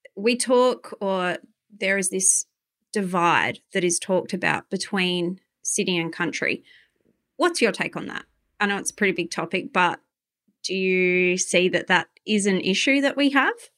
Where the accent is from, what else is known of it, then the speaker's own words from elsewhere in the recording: Adelaide, South Australia, Australia; I'm from Adelaide